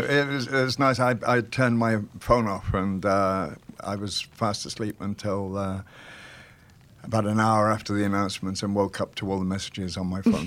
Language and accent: English; Welsh, Wales, United Kingdom; We're both Welsh.